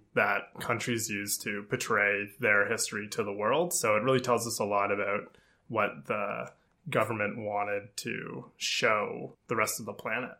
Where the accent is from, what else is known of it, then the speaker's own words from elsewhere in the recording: Canada; I also have a big passion for Canadian history, being Canadian.